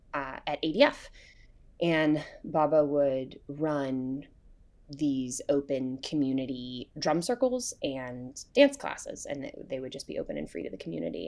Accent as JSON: {"language": "English", "town": "Hillsborough", "region": "North Carolina", "country": "United States", "tie": "born or raised there", "said": "I grew up in Hillsborough, North Carolina"}